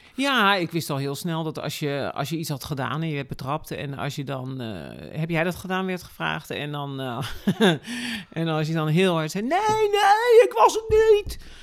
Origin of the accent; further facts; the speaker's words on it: Rotterdam, South Holland, Netherlands; Ik ben inderdaad geboren, geboren en getogen in Rotterdam